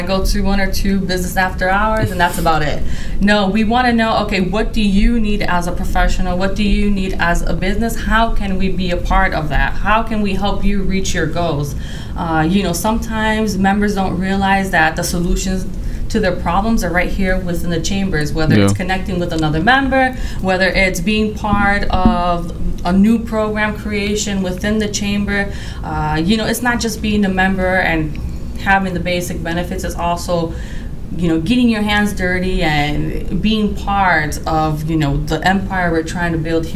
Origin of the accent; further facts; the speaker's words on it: Puerto Rico; moved away as an adult; now in St. Louis, United States; I'm from Puerto Rico.